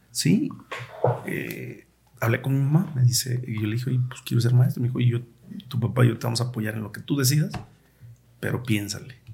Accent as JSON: {"language": "Spanish", "area": "Cerro del Cuatro", "region": "Jalisco", "country": "Mexico", "tie": "born or raised there", "said": "yo pues crecí en el Cerro del 4, 30 años vivía allá"}